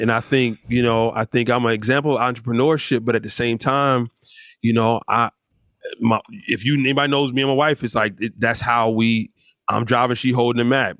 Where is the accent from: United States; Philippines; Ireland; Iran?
United States; Rahway, New Jersey; also born or lived in Newark, New Jersey; I was born in Newark, but I was raised in Rahway